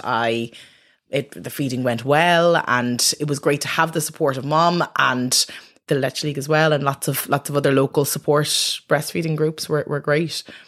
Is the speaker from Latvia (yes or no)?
no; Dublin, Leinster, Ireland; I'm from Dublin